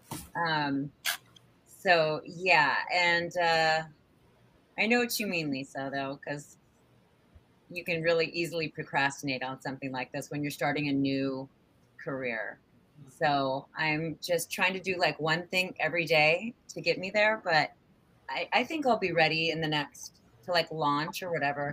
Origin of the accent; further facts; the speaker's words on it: Redondo Beach, California, United States; now in New York, United States; I'm born and raised in LA. I'm actually born and raised in Redondo Beach